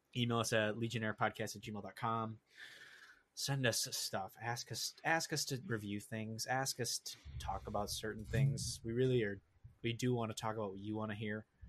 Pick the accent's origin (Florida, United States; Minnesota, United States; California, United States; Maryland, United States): Minnesota, United States; also born or lived in Wisconsin; we grew up in Minnesota